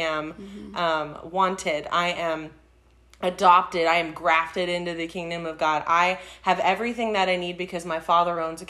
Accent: Texas, United States; We say Texas

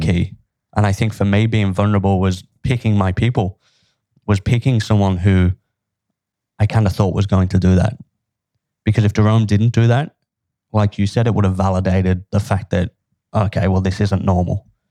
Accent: Liverpool, North West England, United Kingdom; where I grew up was a, a pretty tough place to grow, grow up. I'm from Liverpool, in England

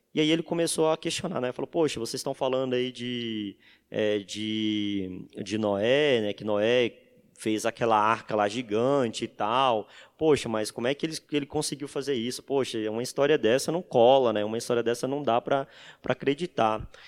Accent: Santa Rita de Cássia, Bahia, Brazil; Eu sou baiano, venho de uma cidadezinha chamada Santa Rita de Cássia, na Bahia.

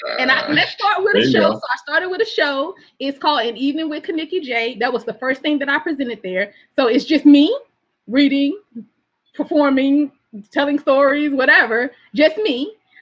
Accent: Alexandria, Virginia, United States; also born or lived in Alabama; I represent Virginia everywhere I go, and Alabama. People know I'm from the South. And I'm already representing y'all. I already say when I get up, this is where I'm from, you know?

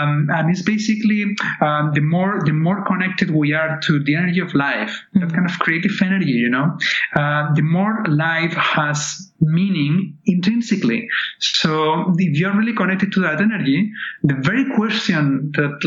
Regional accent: Barcelona, Catalonia, Spain; moved away; I was born in Barcelona in 1968

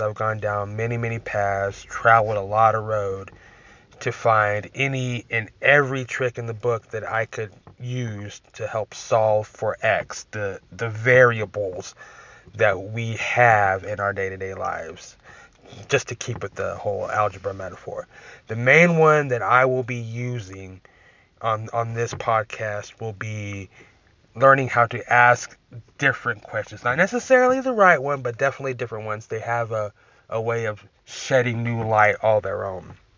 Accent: Texas, United States; I'm from Texas

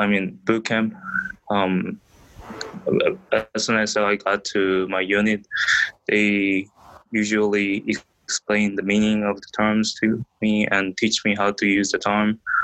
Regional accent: South Korea; English is a second language; now in United States; I'm from South Korea.

